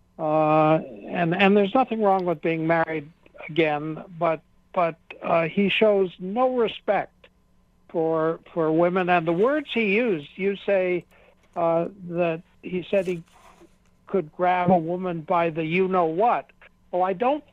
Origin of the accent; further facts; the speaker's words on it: United States; as an American